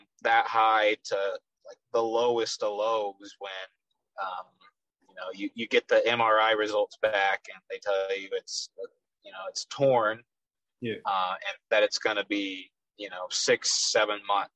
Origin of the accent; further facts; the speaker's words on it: Frisco, Texas, United States; accent: Texas; I'm from Frisco, Texas, which is a suburb of Dallas